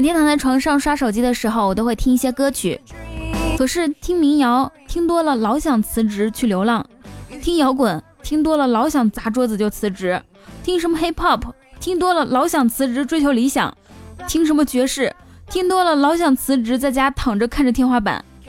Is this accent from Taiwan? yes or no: no; Northeast China, China; 还有很多说唱里常见的词汇，咱们东北人早就已经贯彻到日常生活中了。